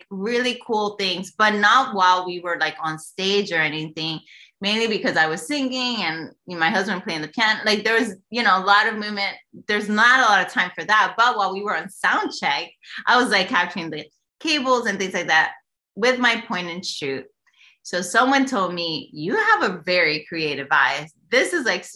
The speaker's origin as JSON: {"language": "English", "town": "New York City", "region": "New York", "country": "United States", "tie": "born or raised there", "moved": "yes", "lives_now": "Texas, United States", "said": "I was born and raised in New York, in the creative state of New York City"}